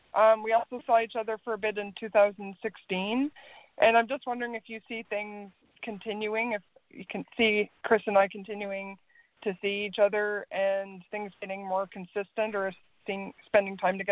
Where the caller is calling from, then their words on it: Canada; Calling from Canada.